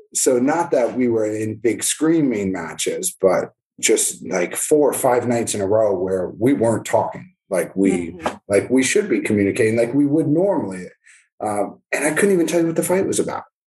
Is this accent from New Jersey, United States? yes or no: yes; New Jersey, United States; moved away as an adult; now in Florida, United States; My kids are growing up in New Jersey